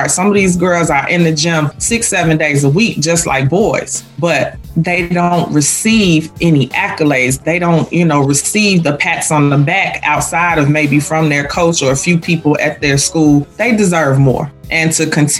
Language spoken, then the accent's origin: English; Chicago, Illinois, United States; I'm a product of Chicago Public Schools. I'm a girl from the Shy.